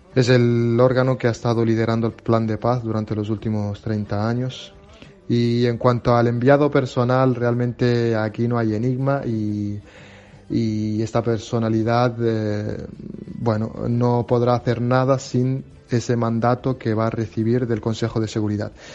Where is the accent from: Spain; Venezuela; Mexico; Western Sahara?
Western Sahara; soy refugiado saharaui